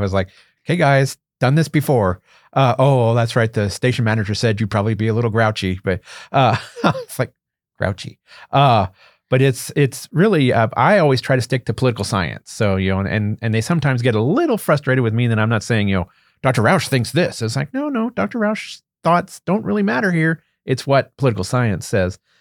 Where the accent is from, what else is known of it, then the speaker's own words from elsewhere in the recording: Western Berks County, near Reading, Pennsylvania, United States; moved away as an adult; also born or lived in Alaska; I am a native of Pennsylvania. I grew up in Western Berks County, uh, not too far from the city of Reading